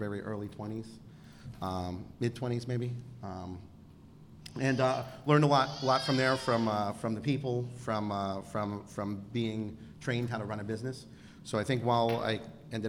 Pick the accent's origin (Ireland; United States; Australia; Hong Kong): United States; Pennsylvania; also born or lived in Baltimore, Maryland; relocated to Pennsylvania in first grade. So I've been here pretty much most of my life.